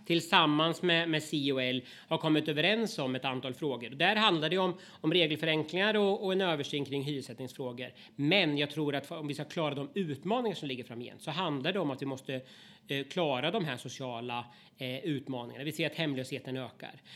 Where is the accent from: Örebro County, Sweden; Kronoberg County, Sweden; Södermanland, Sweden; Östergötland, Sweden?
Östergötland, Sweden; i stora delar av Östergötland, där jag kommer ifrån